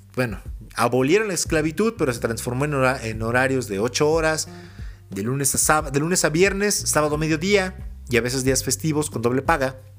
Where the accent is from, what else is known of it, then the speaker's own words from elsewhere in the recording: Mexico City, Mexico; moved away; Crecí en la ciudad, crecí en Ciudad de México.